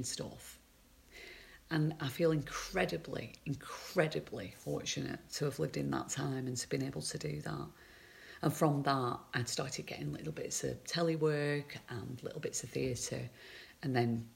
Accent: Accrington, North West England, United Kingdom; I'm from Accrington

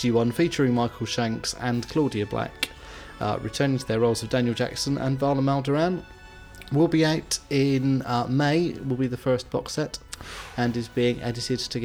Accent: Bristol, South West England, United Kingdom; accent: West Country / Bristolian (not strong)

